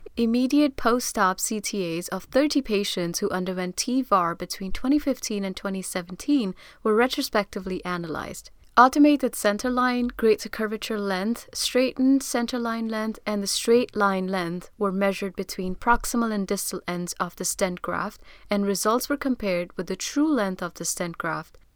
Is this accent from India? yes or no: yes; India; I'm from India